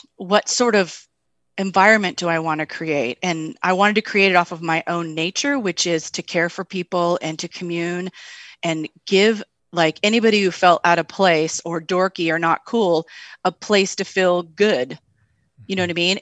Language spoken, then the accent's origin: English; Tri-Cities, Eastern Washington State, United States; moved away; also born or lived in Seattle; I grew up in the Tri-Cities, Eastern Washington State